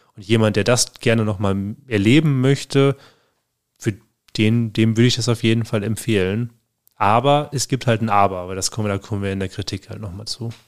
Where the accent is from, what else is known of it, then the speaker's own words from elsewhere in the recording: Germany; bei uns in Deutschland